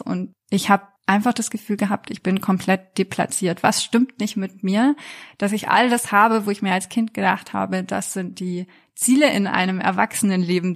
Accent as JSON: {"language": "German", "country": "France", "tie": "born or raised there", "moved": "yes", "lives_now": "Germany", "said": "Ich bin in Frankreich aufgewachsen"}